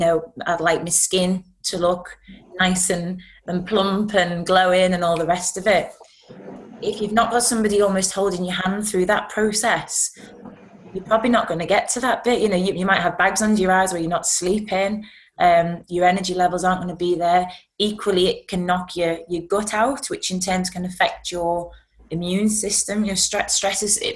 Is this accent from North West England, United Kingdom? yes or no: yes; Liverpool, North West England, United Kingdom; I'm from Liverpool